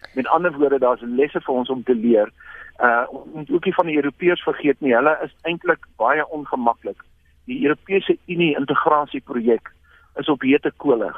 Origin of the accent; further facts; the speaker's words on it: South Africa; as Afrikaners